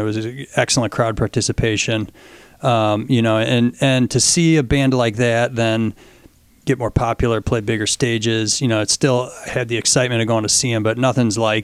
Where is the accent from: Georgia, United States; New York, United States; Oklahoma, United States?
New York, United States; Fairport; I grew up in Fairport